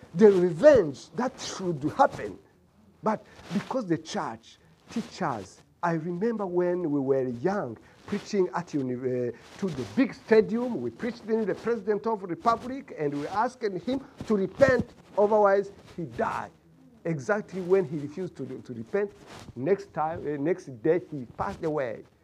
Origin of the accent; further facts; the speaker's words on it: Rwanda; moved away as an adult; now in United States; I am from Rwanda.